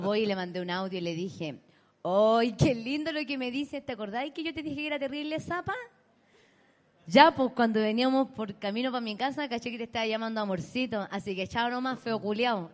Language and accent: Spanish; Chile; La chilena en Italia somos belleza exótica